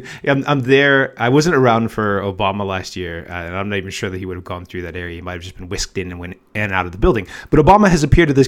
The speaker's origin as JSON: {"language": "English", "country": "United States", "moved": "as an adult", "said": "I'm an American, haven't been living in the U.S. for quite a long time. I moved out originally for sports gambling"}